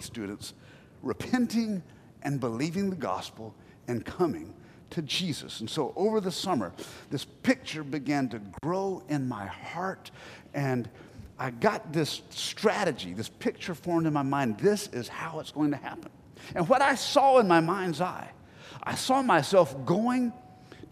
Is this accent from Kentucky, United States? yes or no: no; Black Mountain, North Carolina, United States; accent: North Carolina; I grew up in Black Mountain, North Carolina, you know, population 5,000